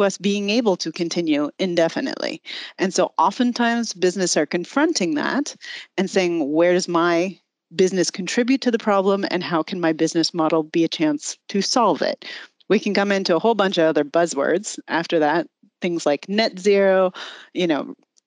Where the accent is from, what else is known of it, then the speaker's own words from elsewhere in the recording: United States; accent: American; moved away as an adult; now in Germany; I actually am American